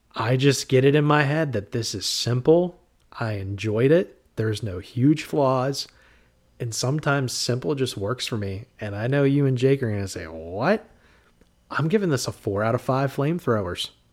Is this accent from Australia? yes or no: no; New Castle, Pennsylvania, United States; where I grew up in Newcastle, Pennsylvania